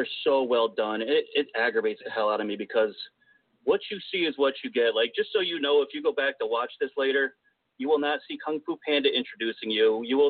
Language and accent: English; Albany, New York, United States; whenever you say you're from New York, everybody assumes you're from, like, the Big Apple. And yeah, I'm up from Albany, which is upstate, and it's very mellow here. I'm definitely not from the city by any means.